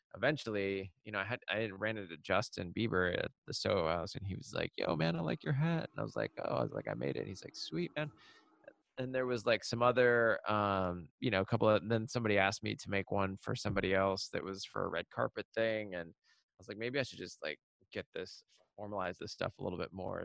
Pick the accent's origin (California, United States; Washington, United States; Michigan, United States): Washington, United States; Seattle; the place that I grew up in in Seattle on the suburbs